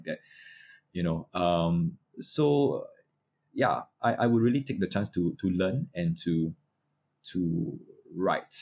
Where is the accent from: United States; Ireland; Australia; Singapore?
Singapore; I'm a Singaporean